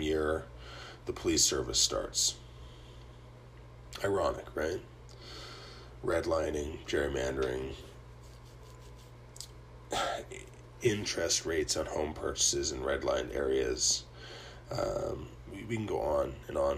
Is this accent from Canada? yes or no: yes; Canada; I'm Canadian